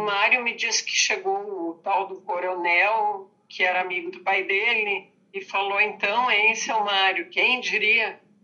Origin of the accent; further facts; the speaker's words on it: Santa Cruz do Sul, Rio Grande do Sul, Brazil; moved away as an adult; also born or lived in Porto Alegre; now in Santa Cruz do Sul, Brazil; eu sou de Santa Cruz do Sul, uma cidade do interior